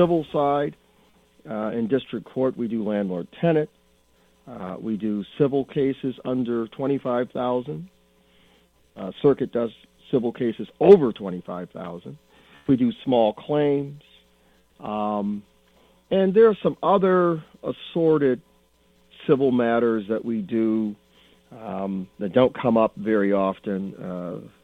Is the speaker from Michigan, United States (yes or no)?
yes; Flint, Michigan, United States; I was born and raised here in Flint and lived here all my life